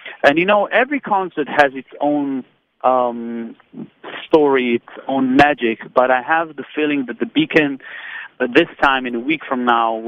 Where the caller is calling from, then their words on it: Tel Aviv, Tel Aviv District, Israel; I'm calling you from Tel Aviv.